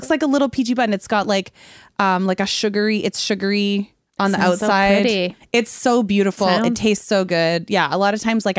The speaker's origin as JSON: {"language": "English", "town": "Trail", "region": "British Columbia", "country": "Canada", "tie": "born or raised there"}